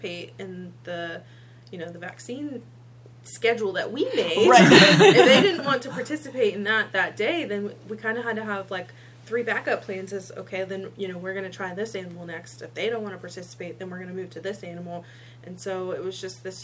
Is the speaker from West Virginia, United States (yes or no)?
no; Northern Kentucky, United States; I was born and raised, and I even worked in Northern Kentucky